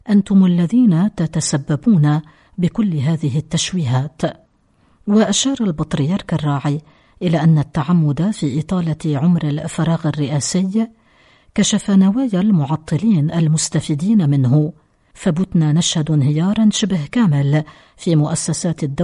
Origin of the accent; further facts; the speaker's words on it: Lebanon; هذا هو مكمن الشر عندنا في لبنان